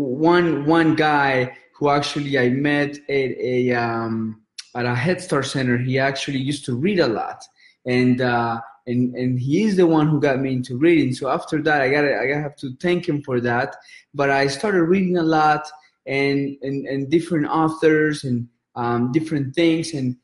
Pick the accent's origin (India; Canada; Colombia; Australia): Colombia; now in United States; I grew up in Colombia